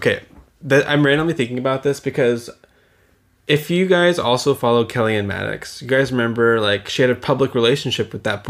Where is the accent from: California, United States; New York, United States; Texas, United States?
Texas, United States; moved away; Because growing up in Texas, we have fish in the Gulf too.